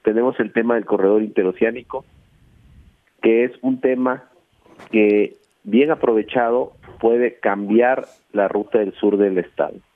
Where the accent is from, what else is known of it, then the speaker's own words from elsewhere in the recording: Veracruz, Mexico; yo soy veracruzano, yo ahí nací, ahí crecí, ahí estudié primaria, secundaria, prepa, mi familia es de ahí